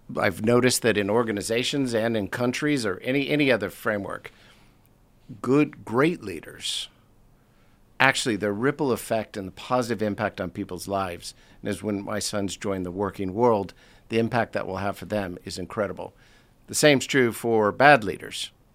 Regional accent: United States; moved away as an adult; now in London, United Kingdom; I was born in the States, uh, came over here about twenty-eight years ago for a one-year assignment

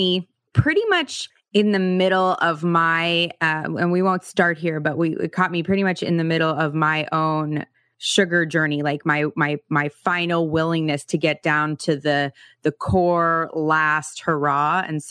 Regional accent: Los Angeles, California, United States; moved away; being from LA, I can talk to you about streets. I used to live on Barrington in Montana.

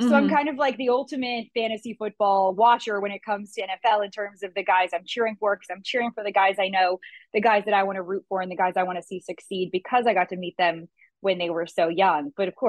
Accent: Baton Rouge, Louisiana, United States; now in Los Angeles, United States; I'm actually coming home to Baton Rouge, where I was born and raised

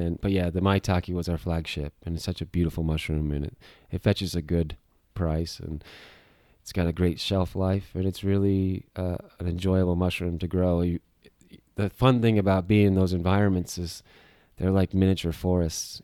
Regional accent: Arizona, United States; moved away as an adult; also born or lived in Golden, Colorado; I grew up in Arizona

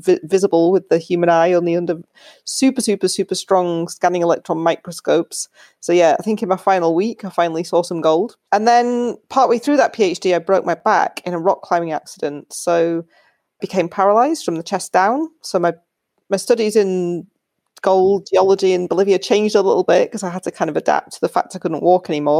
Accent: Yorkshire and the Humber, United Kingdom; also born or lived in United States; I grew up in Yorkshire in England.

